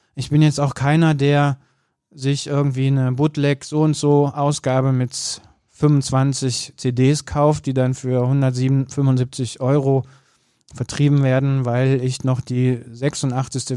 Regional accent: Bergisches Land, North Rhine-Westphalia, Germany; ich bin ja im Bergischen Land äh, groß geworden, am Ende der Welt

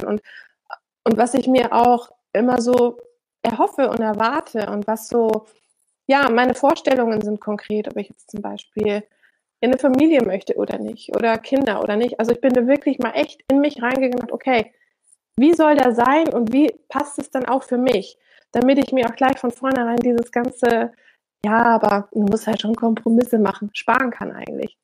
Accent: Germany; moved away; also born or lived in Switzerland; ich als Deutsche ja eigentlich in dem Land lebe

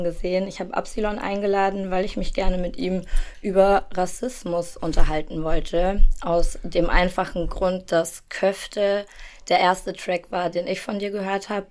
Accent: Germany; ich bin in Deutschland geboren und aufgewachsen

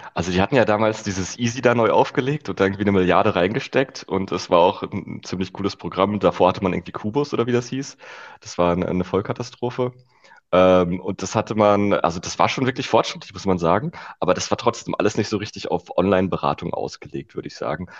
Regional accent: Rheda-Wiedenbrück, North Rhine-Westphalia, Germany; now in Berlin, Germany; Reda Wiedenbrück heißt das Städtchen

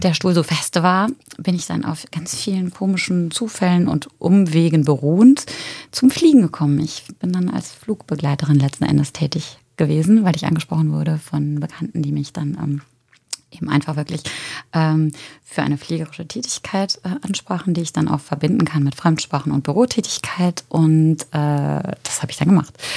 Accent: Germany; moved away as an adult; also born or lived in Paris; now in Cologne, Germany; ich komme nicht ursprünglich aus Köln, obwohl ich mich schon so ein bisschen wie Kölschmädche fühle. Ich komme aus der Eifel und wollte eigentlich äh, nach dem Abi so schnell wie möglich weg

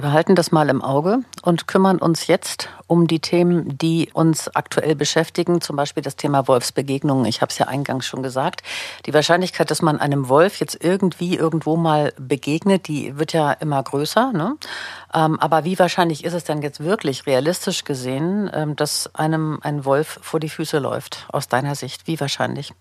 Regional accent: Berlin, Germany; ich bin ja selber auch Berlinerin, lebe in Berlin

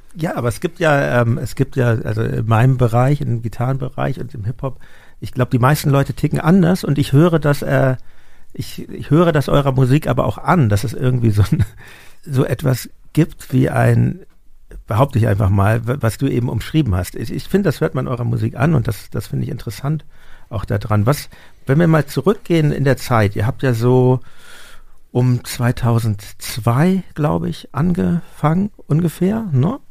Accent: Hamburg, Germany; now in Berlin, Germany; ich komme ja aus Hamburg ursprünglich

